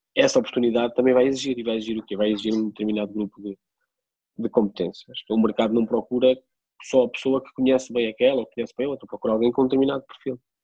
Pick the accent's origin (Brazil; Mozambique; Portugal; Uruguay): Portugal; Peniche, Centro; also born or lived in Coimbra; sou de Peniche